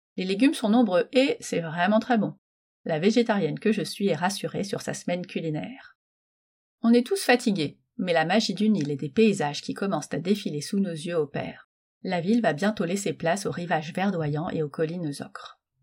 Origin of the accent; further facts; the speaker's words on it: Metz, Grand Est, France; je suis née à Metz